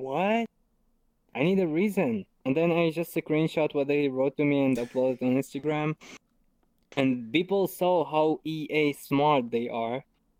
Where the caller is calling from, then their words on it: Germany; I'm calling you from Germany to America.